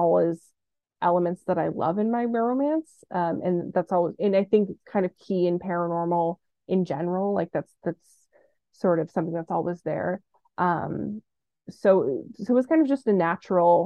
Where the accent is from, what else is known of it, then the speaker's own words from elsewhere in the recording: Orange County, California, United States; now in Los Angeles, United States; I was born and raised in Orange County